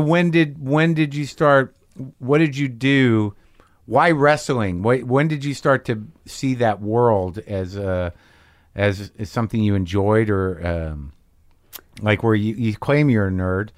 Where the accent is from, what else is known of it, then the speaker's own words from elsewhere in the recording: Morris County, New Jersey, United States; I'm from New Jersey